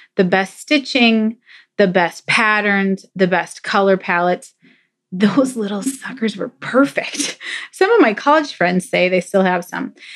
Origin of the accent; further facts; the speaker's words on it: Minnesota, United States; I'm from Minnesota, land of ten thousand lakes. there are a lot of lakes here